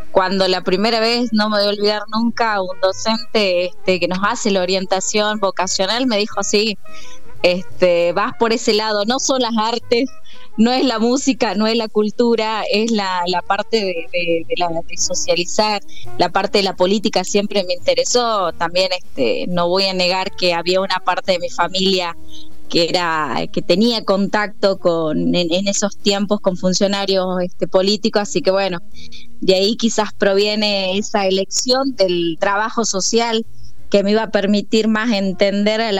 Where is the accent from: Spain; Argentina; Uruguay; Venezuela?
Argentina; San Salvador de Jujuy, Jujuy; Sí, así es bien capitalina, este, también con, con cierto con cierto aprecio al campo, a una, una localidad como es San Antonio